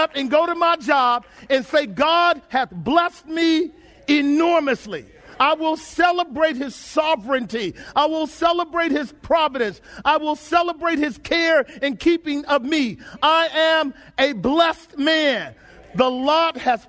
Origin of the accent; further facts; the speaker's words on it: United States; As American Christians, we live real good.